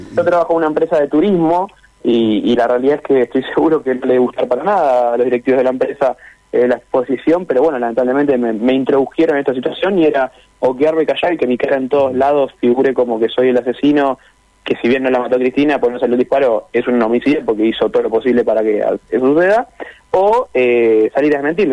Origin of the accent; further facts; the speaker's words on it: Lanús, Buenos Aires Province, Argentina; soy de Buenos Aires, Lanús, y me vine a trabajar unos días a la Patagonia